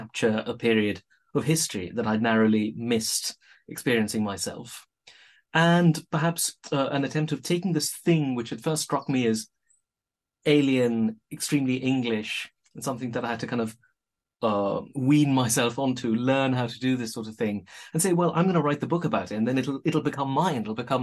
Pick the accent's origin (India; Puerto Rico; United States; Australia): India; moved away as an adult; also born or lived in Oxford, United Kingdom; now in United Kingdom; born in India, and I only came to the UK and to Oxford as an adult.